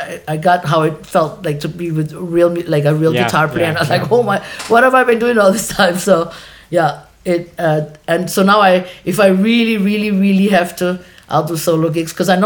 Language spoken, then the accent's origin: English; Germany; moved away as an adult; now in Hawaii, United States; made in Hawaii, born and raised in Germany. 18 years, 17 too many